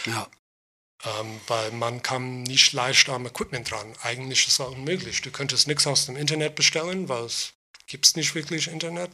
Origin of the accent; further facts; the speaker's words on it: Long Island, New York, United States; German is a second language; moved away as an adult; also born or lived in Queens, New York; now in Berlin, Germany; ich bin in Queens geboren, mhm. aber ich bin auf Long Island aufgewachsen